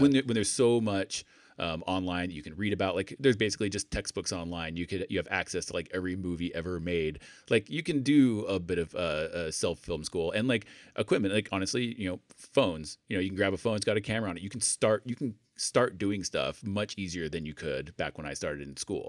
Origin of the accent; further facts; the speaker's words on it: Idaho, United States; moved away as an adult; also born or lived in England / Salt Lake City, Utah; I grew up in Idaho, but then went to join the military, like, left Idaho and never looked back.